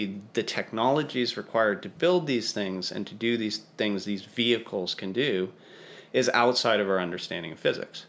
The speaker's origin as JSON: {"language": "English", "town": "Santa Fe", "region": "New Mexico", "country": "United States", "tie": "born or raised there", "said": "I grew up in outside of Santa Fe, so it's kind of my neck of the woods"}